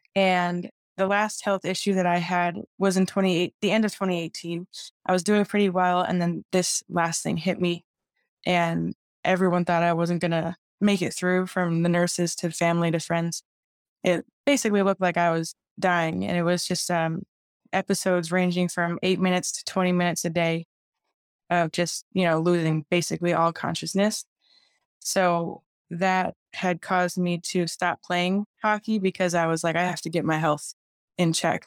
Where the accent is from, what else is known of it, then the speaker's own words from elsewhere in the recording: Chicago, Illinois, United States; I'm from Chicago, so that's why it's, you know, I play ice hockey